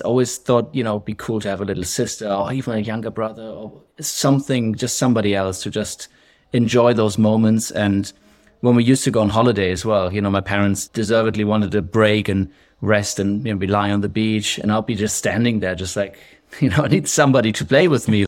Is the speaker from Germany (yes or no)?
yes; western Germany, Germany; accent: German, sprinkled in with some English, Scottish; moved away as an adult; now in Scotland, United Kingdom; I grew up in Germany, uh, kind of western part of Germany, and when I was nineteen, I left home and I went abroad.